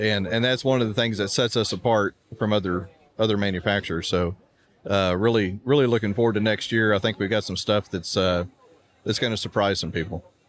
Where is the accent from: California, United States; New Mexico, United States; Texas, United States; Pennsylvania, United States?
Texas, United States; Houston; I grew up in Houston